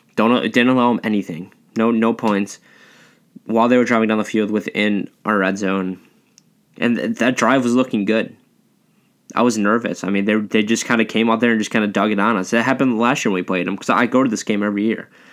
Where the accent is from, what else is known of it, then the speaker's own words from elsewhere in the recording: Buffalo, New York, United States; I'm from Buffalo